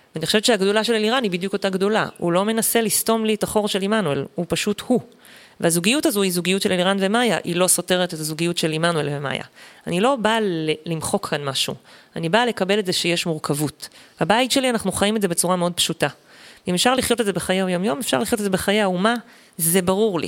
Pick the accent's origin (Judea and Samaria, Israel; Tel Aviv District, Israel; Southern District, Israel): Southern District, Israel; Eshkol Regional Council; also born or lived in Sdot, Sinai Peninsula (born, lived until age 9); עברנו לגור במועצה אזורית אשכול